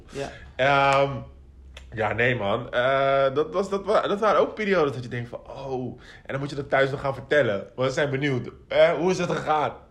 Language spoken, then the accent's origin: Dutch; Spijkenisse, South Holland, Netherlands; ik kom uit Spijkenis, ik zat op de ring Putten.